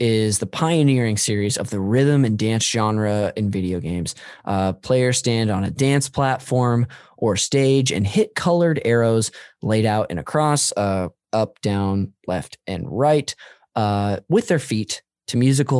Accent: Modesto, California, United States; I'm from Modesto up north

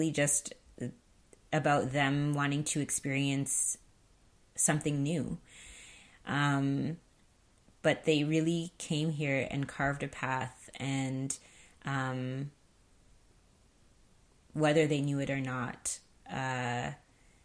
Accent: Canada; as a black person growing up in Canada in the 80s and 90s

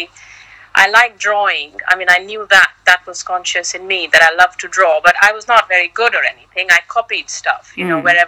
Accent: India; moved away as an adult; also born or lived in Hong Kong; now in Singapore; I was born in India, but I left India at 26 and moved to Hong Kong

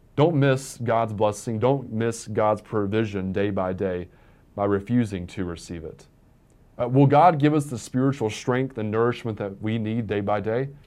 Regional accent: Virginia, United States; growing up in Virginia

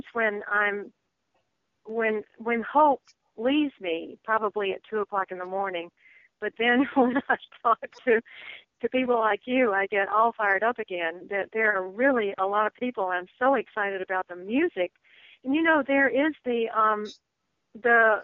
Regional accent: Bamberg, South Carolina, United States; moved away as an adult; also born or lived in Georgia / Maine; now in Edisto Island, United States; I grew up in Bamberg

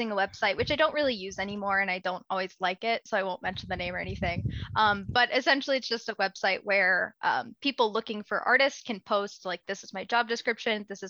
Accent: the South, United States; moved away as an adult; also born or lived in Marquette, Michigan; I grew up in the South. So things weren't always amazing, being a kid who looks different from everyone in your class of like 50 kids in a super rural, pretty conservative place.

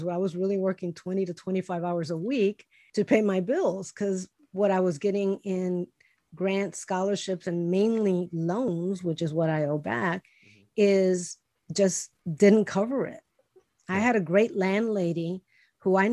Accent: Chicago, Illinois, United States; English is a second language; I was born and raised in Chicago. We were poor

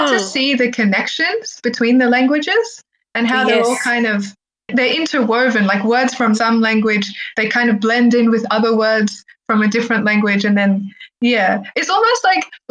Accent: Australia; first language Arabic; English is a second language; also born or lived in Egypt; when I was growing up in Australia, having spoken Arabic first, my Arabic slipped over time.

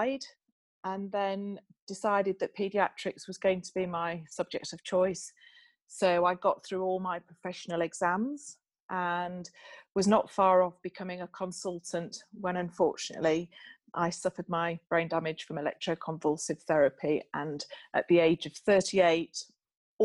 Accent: Bramhope, Yorkshire and the Humber, United Kingdom; I grew up in Yorkshire in a small village called Bramhope.

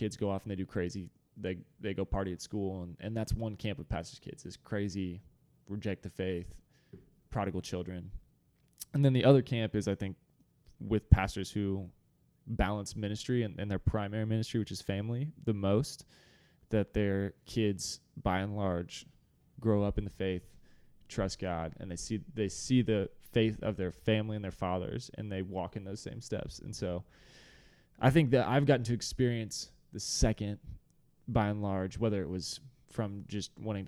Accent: Dallas, Texas, United States; So I was raised in Dallas and got to be a part of Watermark actually since a very young age.

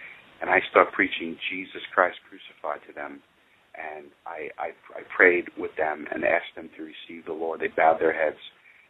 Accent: Iowa, United States; And I'm the one from Iowa, even though I'm not in Iowa right now.

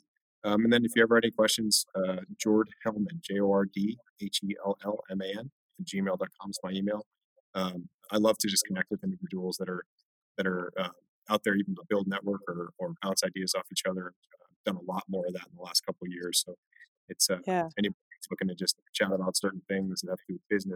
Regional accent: Orange County, California, United States; I'm from Orange County, California.

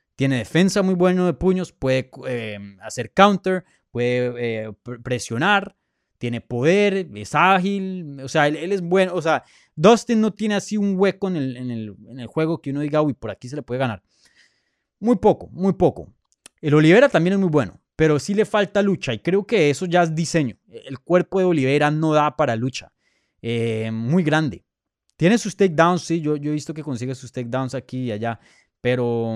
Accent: Colombia; Soy colombiano

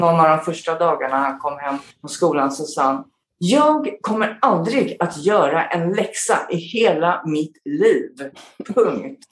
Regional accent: Stockholm, Stockholm County, Sweden; moved away as an adult; also born or lived in South Korea / Falun / Australia; now in Abu Dhabi, United Arab Emirates; sen flyttade vi tillbaka till Stockholm igen där jag då började i skolan och sen bodde vi där fram till jag flyttade hemifrån

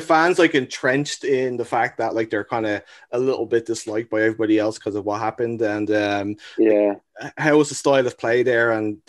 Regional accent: Dublin, Leinster, Ireland; now in Canada; I'm from Dublin

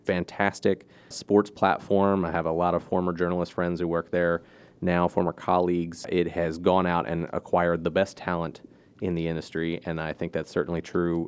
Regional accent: Maryland, United States; I grew up in Maryland

